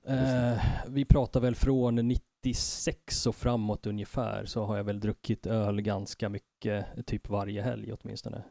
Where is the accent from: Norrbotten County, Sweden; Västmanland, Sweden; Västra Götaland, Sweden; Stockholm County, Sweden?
Stockholm County, Sweden; Stockholm; also born or lived in Tensta / Enskede / Husby / Fruängen; Jag har eh, bott på alla möjliga platser i, i Stockholm, uppvuxen i Tensta, Enskede, Husby ett år och sen Fruängen